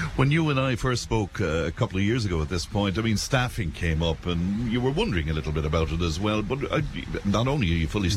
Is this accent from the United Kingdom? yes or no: no; Cashel, Munster, Ireland; boasting about my hometown